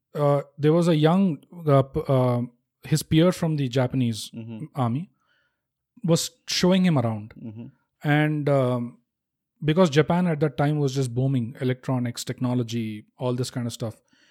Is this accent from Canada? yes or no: no; Hyderabad, Telangana, India; I'm from Hyderabad.